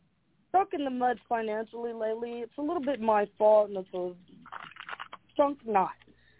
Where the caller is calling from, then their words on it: Delaware, Ohio, United States; … from Delaware.